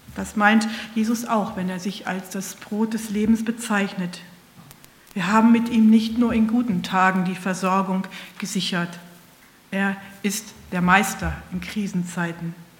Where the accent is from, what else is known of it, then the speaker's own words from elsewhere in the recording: Northern Germany, Germany; ich sage als Norddeutsche oder Mitteldeutsche Brötchen